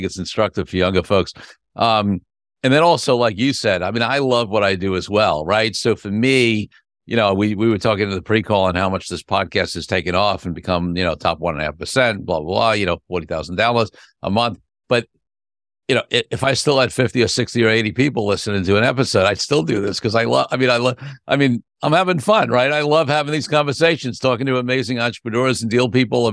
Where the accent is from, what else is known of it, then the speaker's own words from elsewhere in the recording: New York City, New York, United States; I'm a Brooklyn boy myself